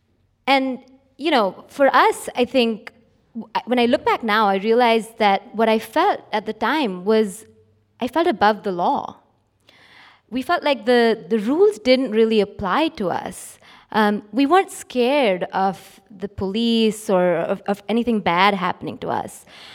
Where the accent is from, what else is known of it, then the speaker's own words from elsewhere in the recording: Mumbai, Maharashtra, India; So I grew up in Bombay in India, where my father was and still is a successful businessman.